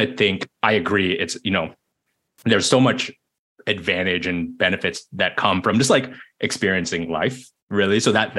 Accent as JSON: {"language": "English", "town": "Berkeley", "region": "California", "country": "United States", "tie": "born or raised there", "said": "for me growing up in Berkeley, being close to UC Berkeley"}